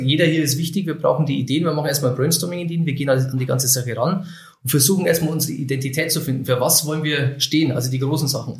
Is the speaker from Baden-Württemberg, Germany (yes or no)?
no; Oberviechtach, Bavaria, Germany; also born or lived in Wilhelmsried; 83 bin ich geboren in Oberwichtach